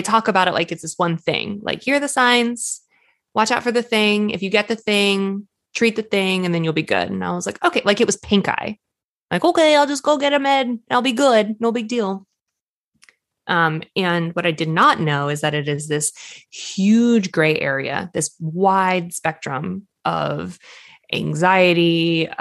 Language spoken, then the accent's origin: English; Boston, Massachusetts, United States; I grew up in Boston